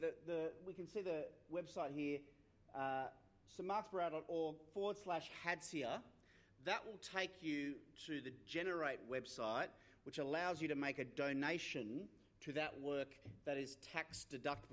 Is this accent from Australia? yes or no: yes; Australia; There's this quirk in Australian history, because of the fact we were founded by an English colony. We're an English colony